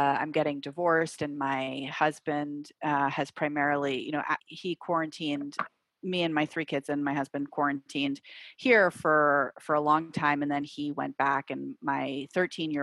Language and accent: English; New York City, New York, United States; moved away as an adult; also born or lived in Iowa City; now in Maine, United States; I was born in New York. I lived my whole life in New York City